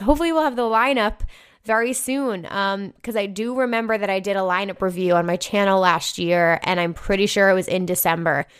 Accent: New York City, New York, United States; it's my hometown festival

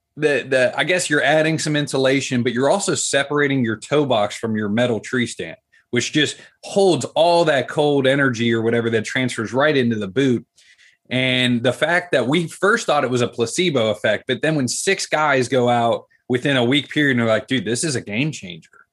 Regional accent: Columbus, Ohio, United States; City Kid, Columbus, Ohio, like the capital

